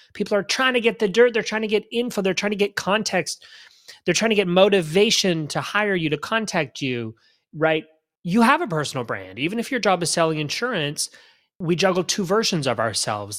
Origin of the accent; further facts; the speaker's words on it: Canada; now in Florida, United States; I grew up in Canada. I'm Canadian still